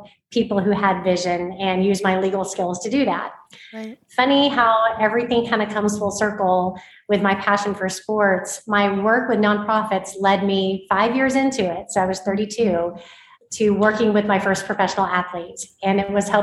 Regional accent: Oklahoma, United States; I grew up in Oklahoma, born and raised a football fan

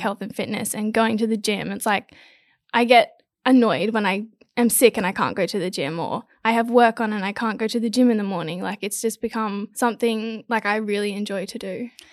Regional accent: Gold Coast, Queensland, Australia; I'm from the Gold Coast. I'm 22 years old. I've always lived on the Gold Coast

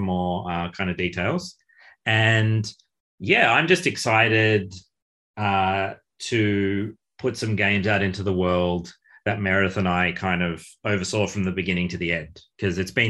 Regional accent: Australia; growing up in Australia

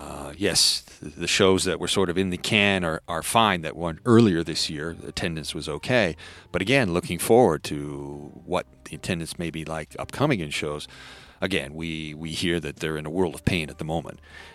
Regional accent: Canada; I'm Canadian. So I can talk like this.

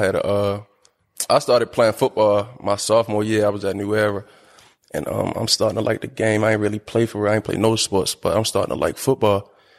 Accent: Baltimore, Maryland, United States; Growing up here? You different for real. You built different

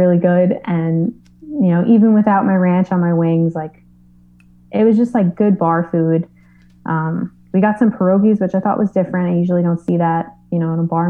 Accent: New York City, New York, United States; I'm from New York, born and raised

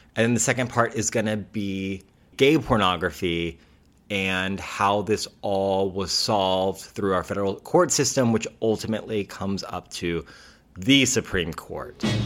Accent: United States; as an American

